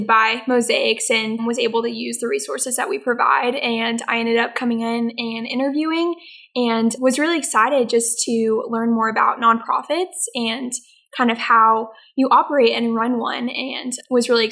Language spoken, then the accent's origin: English; The Woodlands, Texas, United States; I'm originally from the Woodlands, so just home for the summer